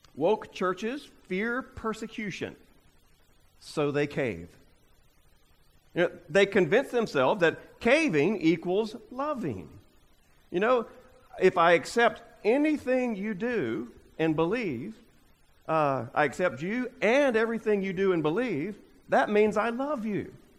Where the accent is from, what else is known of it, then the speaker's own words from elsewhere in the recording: United States; we as American Christians